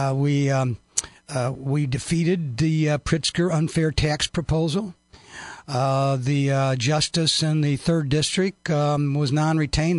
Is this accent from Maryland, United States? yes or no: no; Mount Sterling, Illinois, United States; I grew up in Mount Sterling, Illinois, over near Quincy.